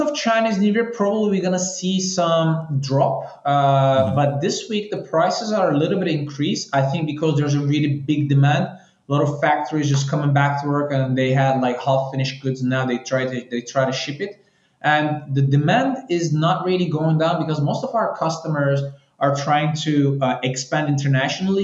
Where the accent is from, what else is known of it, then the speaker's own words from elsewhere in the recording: Istanbul, Turkey; moved away as an adult; also born or lived in Paris, France / China; now in Miami, United States; I'm, I'm originally from Istanbul, Turkey. Um, I left Turkey maybe like 12 years ago